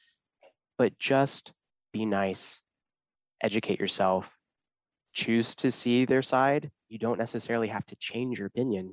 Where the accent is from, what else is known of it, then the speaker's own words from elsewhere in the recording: Kansas, United States; I grew up in a super small town, super religious in Kansas.